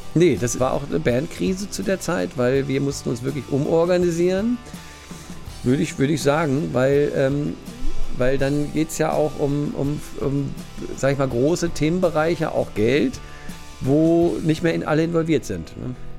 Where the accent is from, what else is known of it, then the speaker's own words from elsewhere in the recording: Wunstorf, Lower Saxony, Germany; also born or lived in Hannover; Wunsdorf Steinhude, ja. genau. Da bin ich aufgewachsen